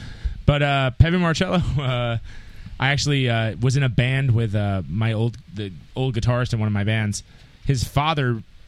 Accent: Long Island, New York, United States; growing up on Long Island

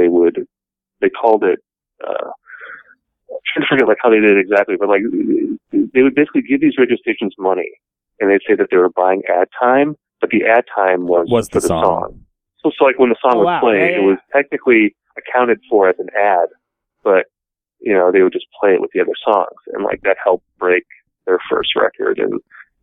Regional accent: Appleton, Wisconsin, United States; also born or lived in Milwaukee; I started working at my hometown paper in 2000, the Appleton Post Crescent

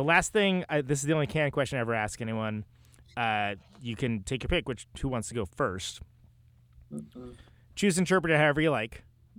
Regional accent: Modesto, California, United States; I grew up in Modesto

